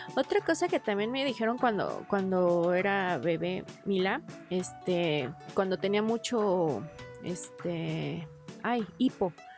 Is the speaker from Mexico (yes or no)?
yes; Mexico; como mexicano